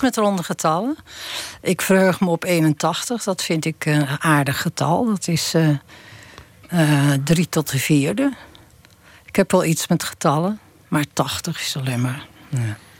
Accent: Texel, North Holland, Netherlands; moved away; ik leefde in de oorlog. Ik kom van Tessel

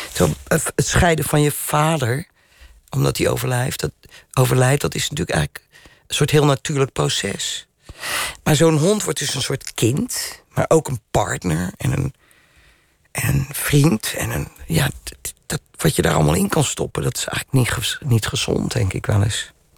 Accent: Rotterdam, South Holland, Netherlands; Ik ben een Rotterdammer.

